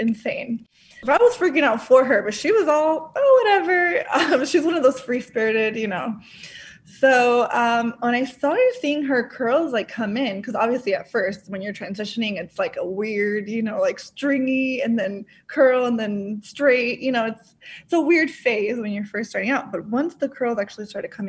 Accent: Orlando, Florida, United States; also born or lived in Dominican Republic; I was born in Dominican Republic, and my family and I moved to Orlando, Florida when I was 3 years old

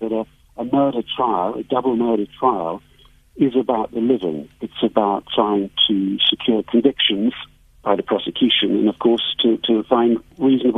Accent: United Kingdom; moved away as an adult; I'm an outsider here. I'm British. I've lived abroad for the last 30 years.

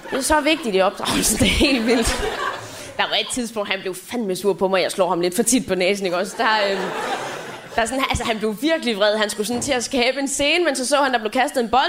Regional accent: Southern Denmark, Denmark; accent: Funen; jeg kom jo fra Fyn af, så jeg snakkede fynsk

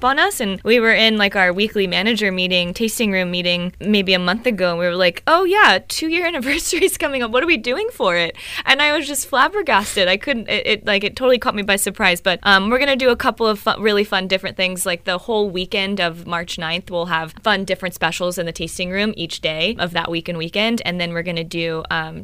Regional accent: Texas, United States; I'm from Texas

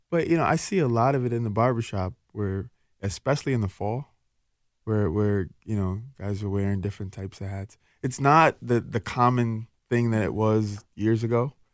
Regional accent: Jackson, Mississippi, United States; born there; now in Twin Cities, United States; I'm from the South, and excellence just meant that you took pride in who you are.

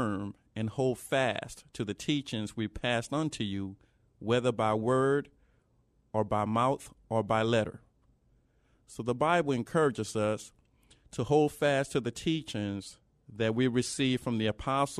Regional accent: New Orleans, Louisiana, United States; Notre Dame Seminary in New Orleans, Louisiana, which is my hometown

